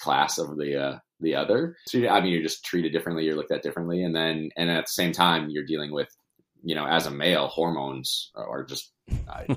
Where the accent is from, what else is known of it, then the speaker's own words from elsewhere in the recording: Milwaukee, Wisconsin, United States; also born or lived in Madison; Born and raised in Milwaukee